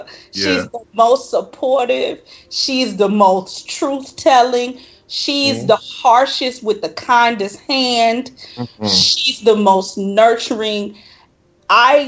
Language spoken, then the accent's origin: English; Chicago, Illinois, United States; I am from Chicago, but my people were from Mississippi